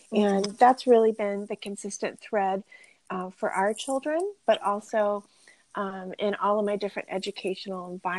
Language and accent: English; Virginia, United States; I am from Virginia, but the two of us together have moved to several different places, really, because our full-time ministry life has taken us to some different opportunities